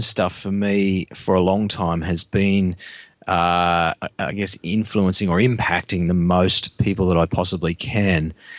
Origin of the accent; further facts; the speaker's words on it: Australia; as Aussie blokes